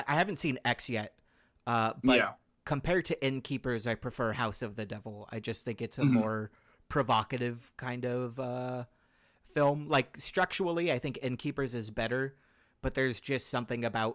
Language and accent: English; California, United States; I grew up in California